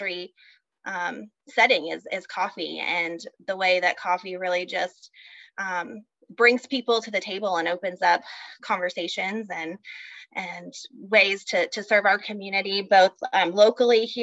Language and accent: English; Texas, United States; also born or lived in North Carolina; now in Oklahoma, United States; I grew up in Texas